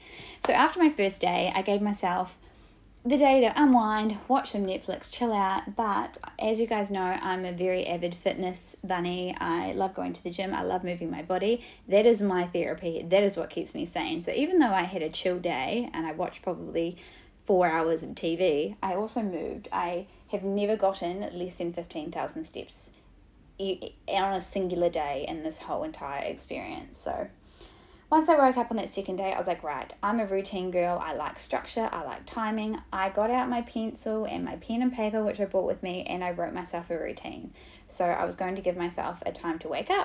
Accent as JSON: {"language": "English", "country": "New Zealand", "moved": "yes", "lives_now": "Sydney, Australia", "said": "I'm from New Zealand originally."}